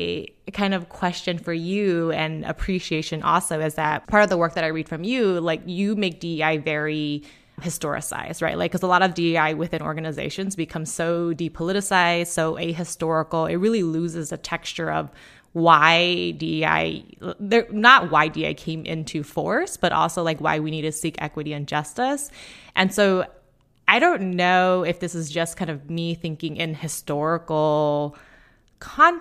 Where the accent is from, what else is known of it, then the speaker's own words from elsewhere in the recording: Laos; now in United States; my background really is that I'm from Laos and my homeland was carpet bombed in the name of democracy, right? To stop communism spread, so on and so on. So my family became refugees and came here